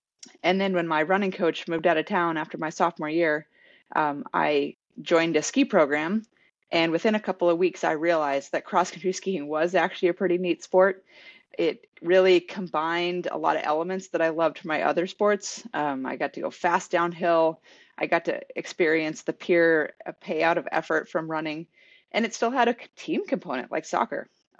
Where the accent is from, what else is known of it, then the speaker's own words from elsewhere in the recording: Alaska, United States; also born or lived in Salt Lake City, Utah; my background started in Alaska. We moved from Salt Lake, where I was born, up to Alaska at age 3. So my whole memorable life was growing up in the mountains in a big outdoor playground.